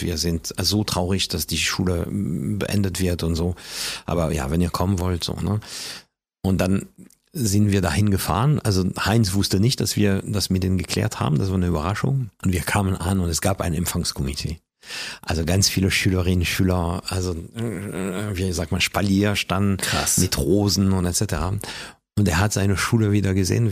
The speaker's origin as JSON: {"language": "German", "town": "Paris", "region": "Île-de-France", "country": "France", "tie": "born or raised there", "also_born_or_lived": "Hamburg", "second_language": "German", "moved": "as an adult", "lives_now": "Germany", "said": "als Kind in Frankreich hatte ich nicht nur eine normale Pariser Umgebung um mich herum"}